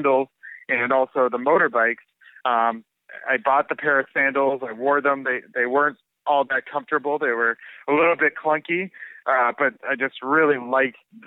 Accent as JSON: {"language": "English", "country": "United States", "also_born_or_lived": "San Francisco", "said": "doing business as an American in Bali"}